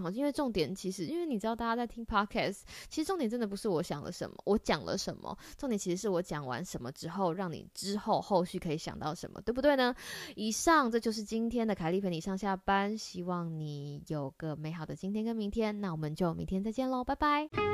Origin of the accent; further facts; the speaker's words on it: Taiwan; 在台湾，我不知道你们家是不是，但是在我们家就是小朋友都会有一个，呃，绰号